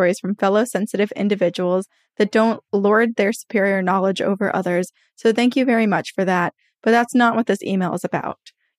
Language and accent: English; Santa Monica, California, United States; also born or lived in San Bernardino County / Georgia; now in Maplewood, United States; I lived in San Bernardino County in California, and I grew up in Santa Monica, California. I lived in Georgia. I moved back to Santa Monica, and then finally I moved to Maplewood, New Jersey in September of 2021 for work.